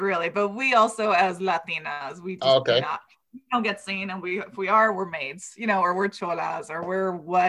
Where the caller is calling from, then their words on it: Los Angeles, California, United States; Oh, I'm coming in from Los Angeles, from East LA.